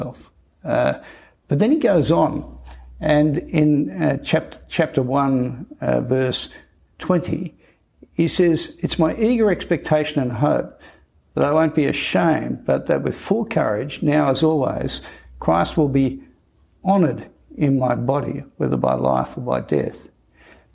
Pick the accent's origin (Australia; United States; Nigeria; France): Australia; I'm Australian.